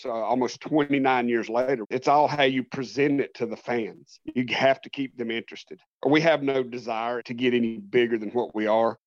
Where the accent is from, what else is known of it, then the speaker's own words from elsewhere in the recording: United States; also born or lived in North Carolina; I am an American professional wrestling performer slash promoter